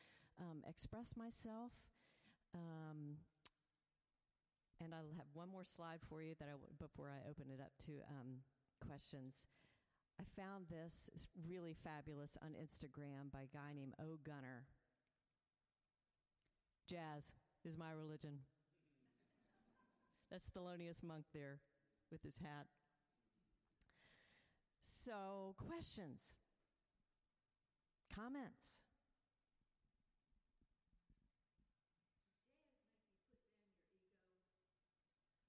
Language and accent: English; Florida, United States; I grew up in Florida